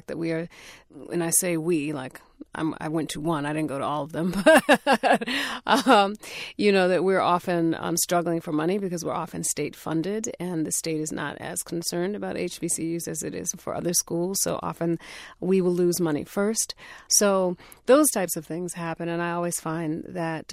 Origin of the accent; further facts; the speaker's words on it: Connecticut, United States; I am from Connecticut, so I am a New Englander